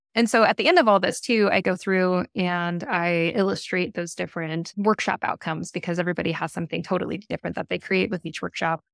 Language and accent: English; Boise, Idaho, United States; now in Portland, United States; I grew up in Boise, Idaho